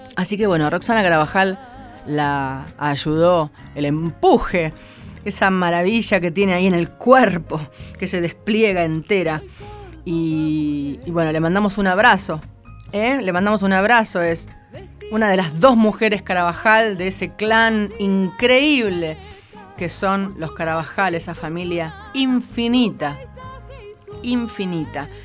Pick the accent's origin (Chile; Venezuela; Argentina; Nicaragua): Argentina; San Nicolás de los Arroyos, Buenos Aires Province; San Nicolás, mi pueblo querido